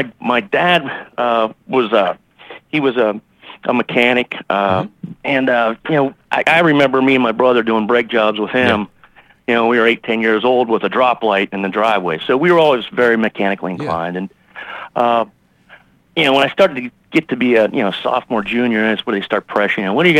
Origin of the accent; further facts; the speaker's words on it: Pittsburgh, Pennsylvania, United States; born there; So I was actually born in Pittsburgh. Pennsylvania.